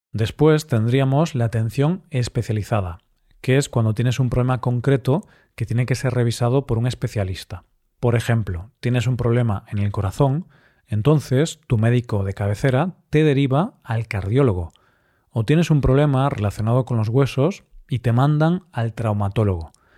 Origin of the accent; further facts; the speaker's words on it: Spain; soy español